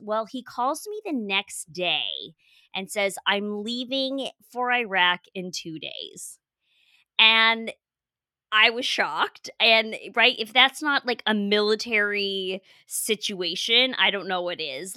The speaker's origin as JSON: {"language": "English", "region": "Colorado", "country": "United States", "tie": "born or raised there", "also_born_or_lived": "Portugal", "moved": "as an adult", "lives_now": "San Diego, United States", "said": "I grew up in Colorado."}